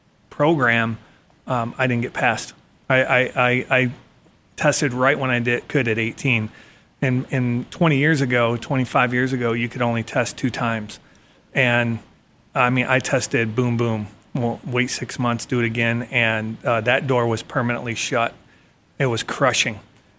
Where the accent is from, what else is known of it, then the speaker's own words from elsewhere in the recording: Ohio, United States; growing up in Ohio